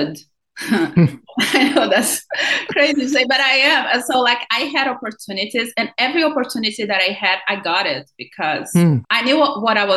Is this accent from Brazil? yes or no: yes; Brazil; born or raised there; accent: thick accent; English is a second language; moved away as an adult; now in Los Angeles, United States